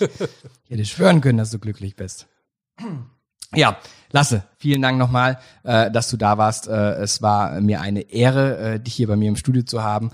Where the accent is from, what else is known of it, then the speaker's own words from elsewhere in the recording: Black Forest, Baden-Württemberg, Germany; ich komme aus dem Schwarzwald